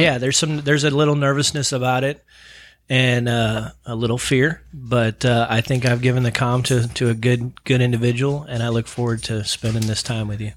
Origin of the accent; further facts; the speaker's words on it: St. Louis, Missouri, United States; moved away; growing up in Saint Louis, Missouri